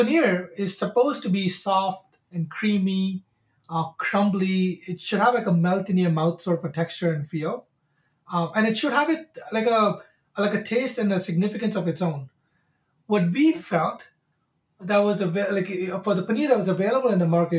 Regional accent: India; also born or lived in San Francisco, California; now in United States; So we grew up in India, we moved to the States, we'd been in the States for quite some time

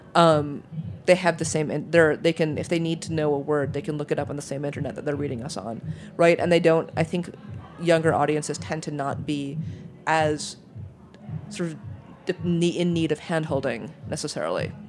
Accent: New York, United States; also born or lived in Michigan / Germany; I'm a New Yorker. I've been a New Yorker since I was six

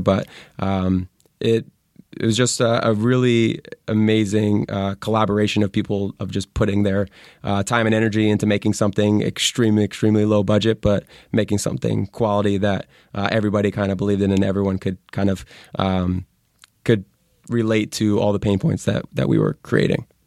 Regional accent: Connecticut, United States; moved away as an adult; now in Santa Monica, United States; I'm originally from Connecticut

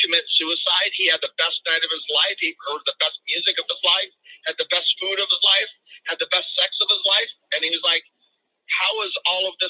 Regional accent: Los Angeles, California, United States; My father brought us to the San Fernando Valley in 1967 when he was about 28. I was only 5 years old. And we grew up

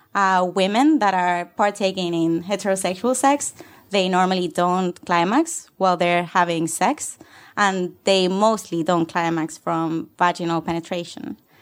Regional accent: Canary Islands, Spain; moved away as an adult; also born or lived in Barcelona, Spain; now in London, United Kingdom; I come from the Canary Islands

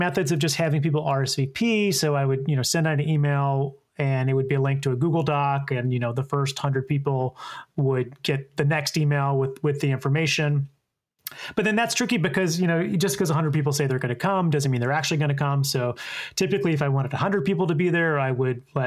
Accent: Columbia, South Carolina, United States; moved away as an adult; now in New York City, United States; my hometown of Columbia, South Carolina

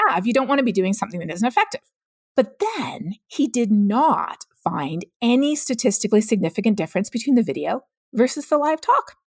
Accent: Canada; moved away as an adult; now in United States; growing up in Canada.

